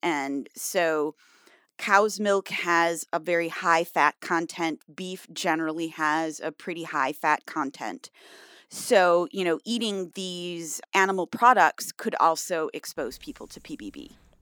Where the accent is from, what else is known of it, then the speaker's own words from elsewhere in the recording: Michigan, United States; I grew up in Michigan